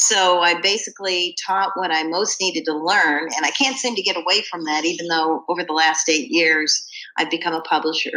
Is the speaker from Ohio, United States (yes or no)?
yes; Cleveland, Ohio, United States; also born or lived in Ashland, Ohio; when I was a preteen, we moved from Cleveland, Ohio to Ashland, Ohio